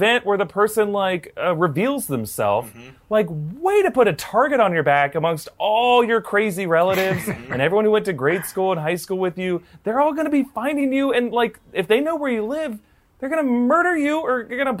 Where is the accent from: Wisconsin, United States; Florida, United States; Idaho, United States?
Florida, United States; some of us are from Florida, and we've seen people in Florida win the lottery